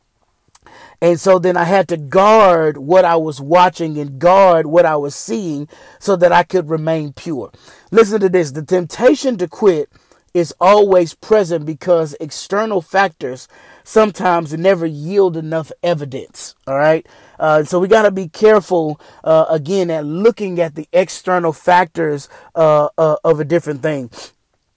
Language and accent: English; Houston, Texas, United States; also born or lived in Killeen, Texas; When I was in the fifth grade, my family and I moved from Killeen, Texas to Houston, Texas.